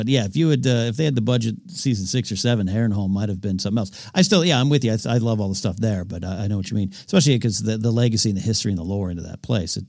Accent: Arroyo Grande, California, United States; I do like swinging bridges. There's one in my hometown of Arroyo Grande, California.

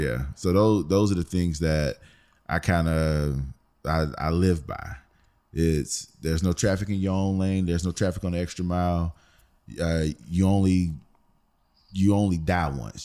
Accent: Philadelphia, Pennsylvania, United States; I'm from Philly

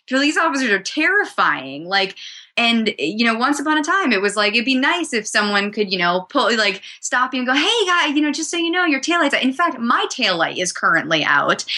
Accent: New Hampshire, United States; I was growing up in New Hampshire

